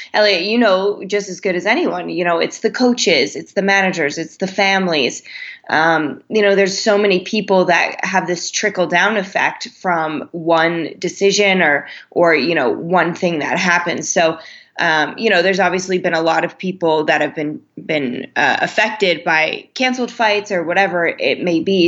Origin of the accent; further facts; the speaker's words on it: Lehigh Valley, Pennsylvania, United States; also born or lived in New Jersey; I'm from uh, an area in Pennsylvania, the Lehigh Valley